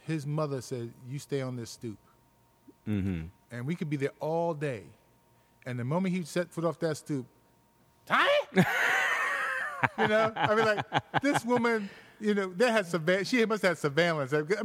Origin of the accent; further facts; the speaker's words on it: New York City, New York, United States; I was born in New York City, in Manhattan, Midtown Manhattan, in the 50s. And grew up in a diverse neighborhood